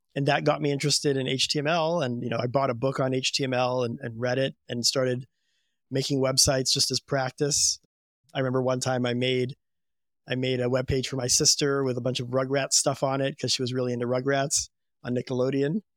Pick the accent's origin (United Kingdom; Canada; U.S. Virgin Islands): U.S. Virgin Islands; I grew up in Saint Thomas in the U S Virgin Islands